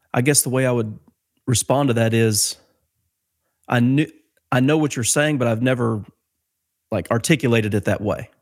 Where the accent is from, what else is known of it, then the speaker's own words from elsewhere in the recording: Ohio, United States; moved away as an adult; now in Mammoth Spring, United States; I'm from Ohio, but I live here in Mammoth Spring, Arkansas.